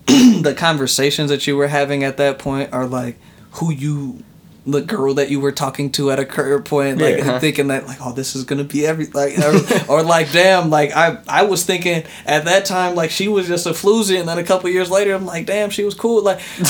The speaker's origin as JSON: {"language": "English", "country": "United States", "said": "I'm from America, my G. My parents are like mixed type shit."}